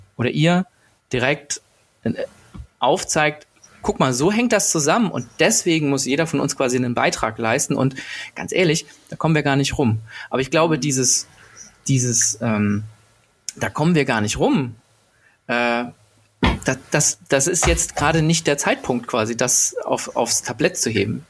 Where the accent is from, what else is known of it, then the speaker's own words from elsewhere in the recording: Berlin, Germany; als Berliner